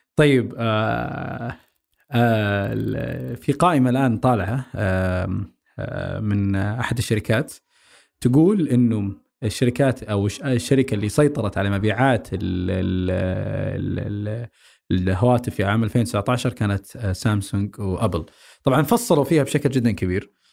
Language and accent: Arabic; Saudi Arabia; عندنا بالسعوديه